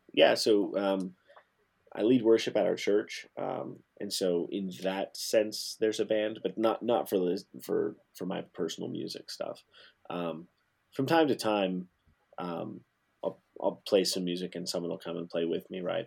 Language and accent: English; Alaska, United States; moved away; also born or lived in Montana; I was born in Alaska